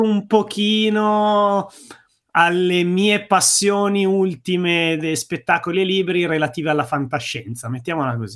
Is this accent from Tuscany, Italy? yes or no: no; province of Bergamo, Lombardy, Italy; moved away as an adult; now in Brianza, Italy; io sono bergamasco, sono nato in provincia di Bergamo, sono cresciuto in provincia di Bergamo